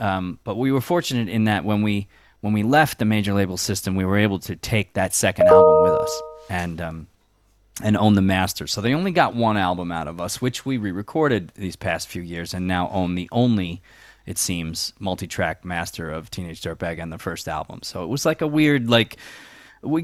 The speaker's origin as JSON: {"language": "English", "town": "Long Island", "region": "New York", "country": "United States", "tie": "born or raised there", "lives_now": "New York City, United States", "said": "Yeah, I grew up on Long Island. I moved to New York City in '96, Lower East Side, as soon as I got out of college"}